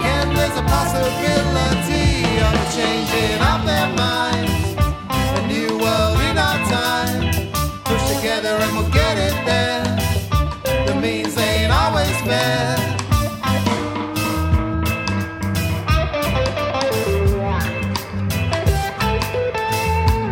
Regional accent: Egham, South East England, United Kingdom; moved away; I'm from Egham in Surrey.

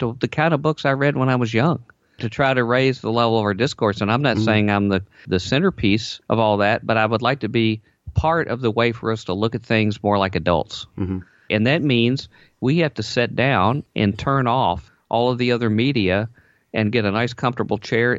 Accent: Southern United States, United States; I come from the Bible Belt, the revivalist circuit, so I want to be able to put that in there a little bit occasionally, if that's okay.

